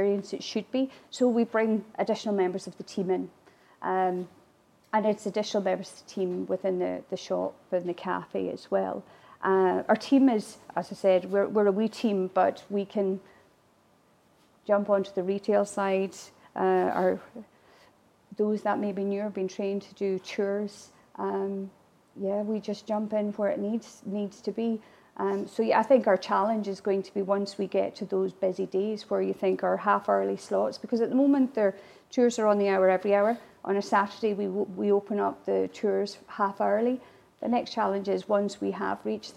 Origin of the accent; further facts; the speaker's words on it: Ireland; first language Irish; English is a second language; now in Glasgow, United Kingdom; As an Irish woman